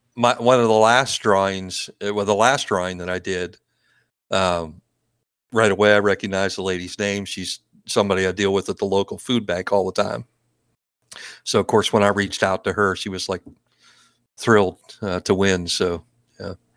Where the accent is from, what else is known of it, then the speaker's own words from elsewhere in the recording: East Coast, United States; also born or lived in Maryland / Oregon; I'm, I'm from the East Coast